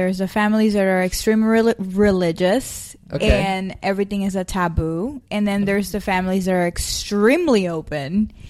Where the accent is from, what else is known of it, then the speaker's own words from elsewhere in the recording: Puerto Rico; I am from Puerto Rico.